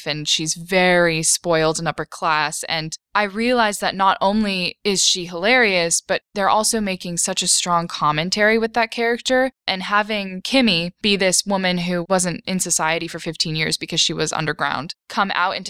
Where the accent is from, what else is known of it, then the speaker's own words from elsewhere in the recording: Wellesley, Massachusetts, United States; we are from Wellesley, Massachusetts.